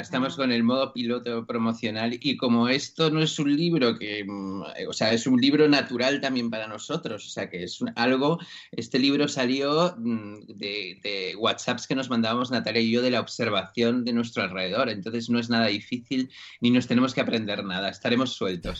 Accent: Spain; soy de aquí

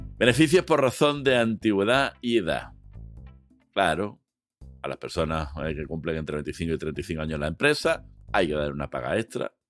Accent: Spain; somos españoles

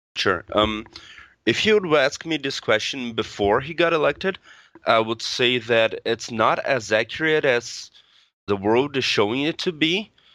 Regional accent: Brazil; I'm from Brazil.

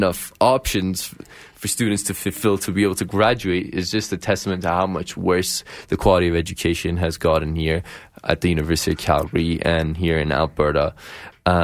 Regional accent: Ethiopia; Referring to the fact that we're all from Ethiopia.

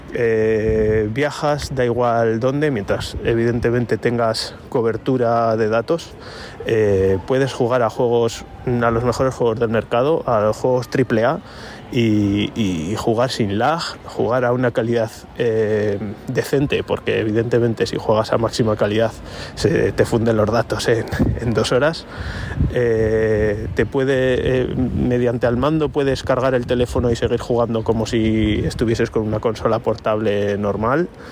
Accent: Logroño, La Rioja, Spain; soy de Logroño

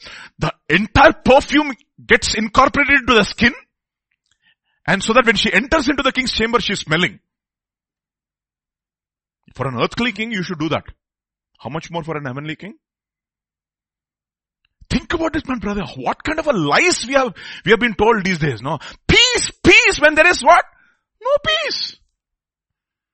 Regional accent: India; I'm from India

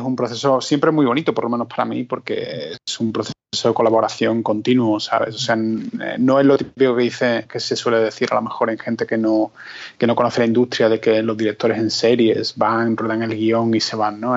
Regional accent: Spain; éramos como dos españoles

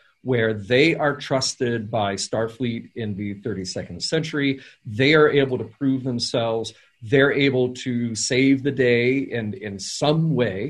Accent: the South, United States; I grew up in the South

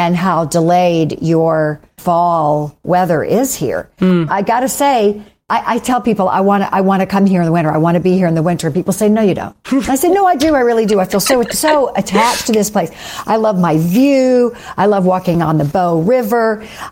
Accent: United States; moved away as an adult; now in Calgary, Canada; as an American

